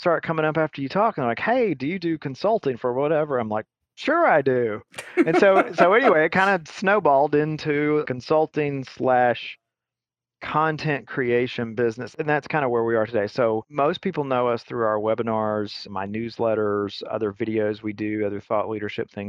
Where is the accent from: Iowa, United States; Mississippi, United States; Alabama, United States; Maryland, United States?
Alabama, United States; moved away as an adult; also born or lived in Atlanta; I'm from Alabama originally